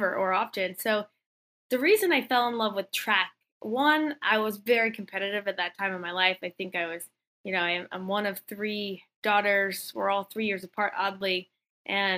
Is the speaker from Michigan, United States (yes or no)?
no; Missouri, United States